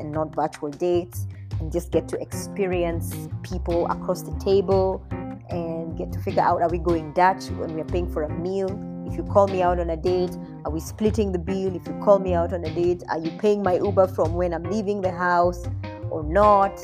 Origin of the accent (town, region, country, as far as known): Kenya